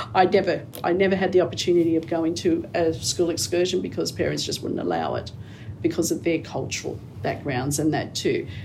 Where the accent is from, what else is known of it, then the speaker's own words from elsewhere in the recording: Sydney, New South Wales, Australia; also born or lived in Camperdown; I grew up around the Liverpool area